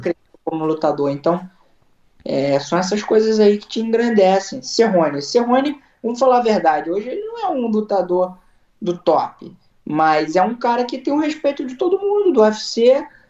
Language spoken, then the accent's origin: Portuguese; Brazil; also born or lived in Long Branch, New Jersey; now in Florida, United States; se eu sou brasileiro